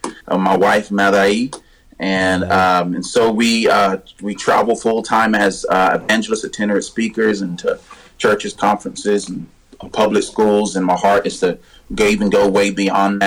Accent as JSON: {"language": "English", "region": "North Carolina", "country": "United States", "moved": "yes", "said": "I'm originally from North Carolina. I'm a Southern boy"}